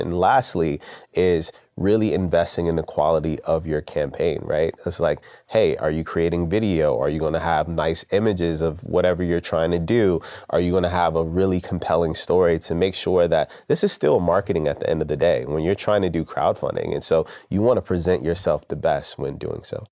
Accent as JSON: {"language": "English", "town": "Richmond", "region": "Virginia", "country": "United States", "tie": "born or raised there", "said": "I'm from Southside Richmond"}